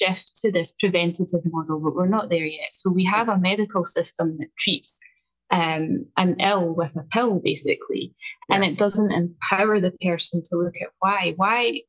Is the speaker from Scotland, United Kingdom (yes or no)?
yes; Scotland, United Kingdom; accent: strong Scottish (rolled R's); I'm coming to you today from just outside Edinburgh in Scotland. So as we've already found out, my accent is quite strong. I roll my R's